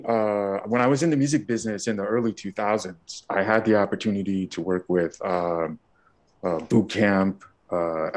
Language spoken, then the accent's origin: English; Montreal, Quebec, Canada; I grew up in Montreal, Canada